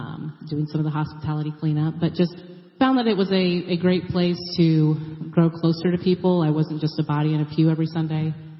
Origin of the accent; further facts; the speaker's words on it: Illinois, United States; now in Indianapolis, United States; Joe LaRue was an associate minister at a church I grew up in Illinois.